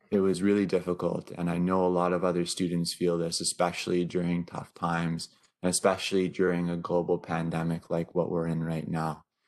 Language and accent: English; Northern Ontario, Canada; also born or lived in Vancouver, British Columbia; currently studying from my hometown in Northern Ontario